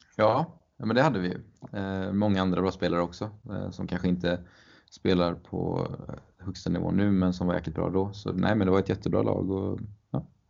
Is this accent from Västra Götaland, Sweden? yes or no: yes; Mölnlycke, Västra Götaland, Sweden; min eh, ja, lokala klubb eh, där jag växte upp. Eller stora delar av min uppväxt i alla fall